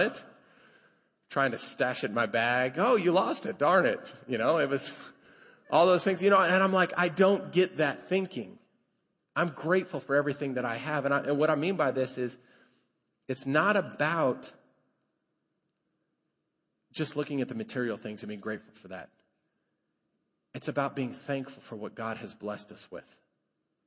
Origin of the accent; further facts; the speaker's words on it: Colorado, United States; now in Lubbock, United States; I grew up in Colorado.